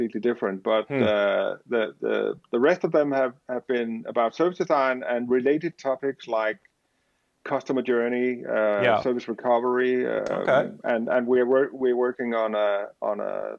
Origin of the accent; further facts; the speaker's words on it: Denmark; I am from Denmark.